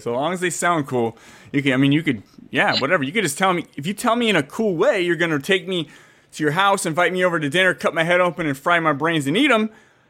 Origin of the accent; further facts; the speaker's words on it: San Jose, California, United States; moved away as an adult; now in Fresno, United States; I was actually born and raised in San Jose, Santa Clara, Bay Area, San Francisco up there.